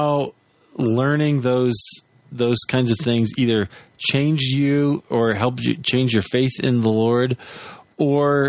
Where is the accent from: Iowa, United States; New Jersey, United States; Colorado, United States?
Iowa, United States; I'm from Iowa